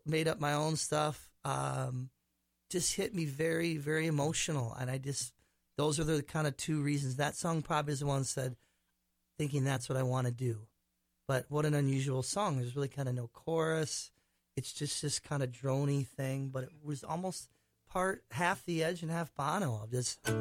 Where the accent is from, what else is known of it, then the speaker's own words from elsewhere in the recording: Minnetonka, Minnesota, United States; also born or lived in Prior Lake, Minnesota; I grew up, um, went to high school in Minnetonka, Minnesota, but my family's from Prior Lake